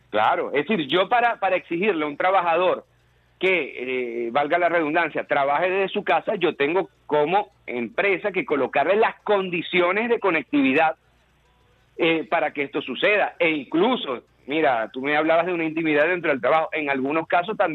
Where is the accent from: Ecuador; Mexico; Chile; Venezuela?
Venezuela; porque somos venezolanos